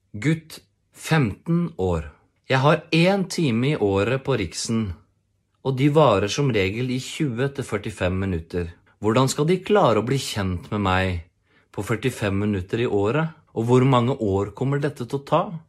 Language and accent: Norwegian; Porsgrunn, Telemark, Norway; jeg kommer fra Porsgrunn